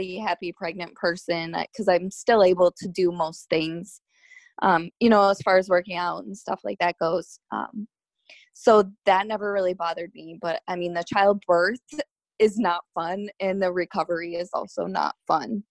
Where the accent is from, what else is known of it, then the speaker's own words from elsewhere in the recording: Michigan, United States; moved away as an adult; now in Florida, United States; I'm actually from Michigan